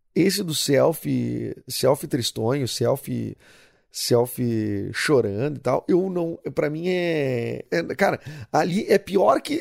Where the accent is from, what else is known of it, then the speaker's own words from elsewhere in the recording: Rio Grande do Sul, Brazil; do Rio Grande do Sul